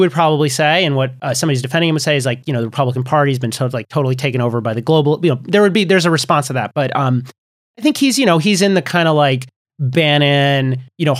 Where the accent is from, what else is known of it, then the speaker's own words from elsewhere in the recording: United States; I'm an American